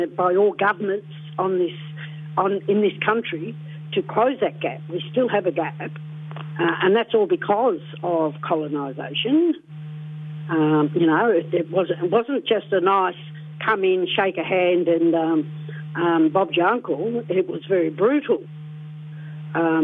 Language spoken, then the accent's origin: English; Gunditjmara country, western Victoria, Australia; I'm from the Gunditjmara country, which is down western Victoria, down near Hayward, Portland, Warrnambool